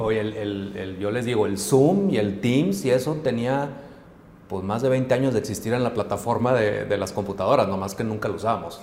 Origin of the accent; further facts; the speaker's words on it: Hermosillo, Sonora, Mexico; moved away as an adult; now in Monterrey, Mexico; yo soy originario de Hermosillo, yo llegué aquí a Monterrey a estudiar al TEC de Monterrey